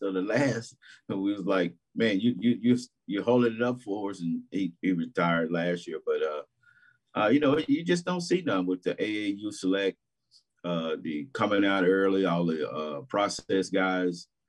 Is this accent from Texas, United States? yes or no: yes; Dallas, Texas, United States; I grew up in Dallas.